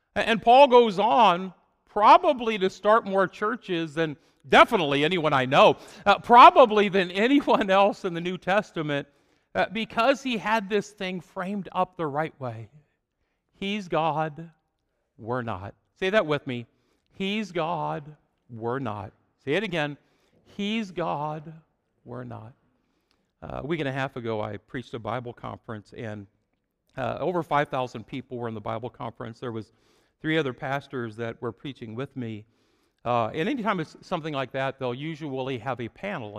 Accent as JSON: {"language": "English", "town": "Fort Madison", "region": "Iowa", "country": "United States", "tie": "born or raised there", "also_born_or_lived": "Chicago area", "moved": "as an adult", "said": "I grew up in Fort Madison, Iowa. It was a small town"}